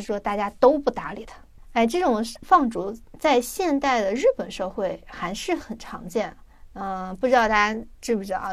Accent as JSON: {"language": "Chinese", "country": "China", "said": "我们就是拥有了很多美食的国家"}